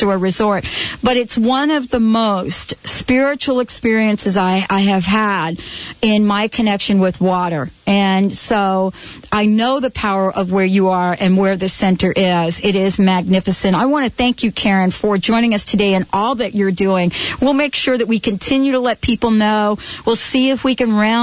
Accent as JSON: {"language": "English", "town": "New York City", "region": "New York", "country": "United States", "tie": "born or raised there", "said": "I'm actually from the Bronx"}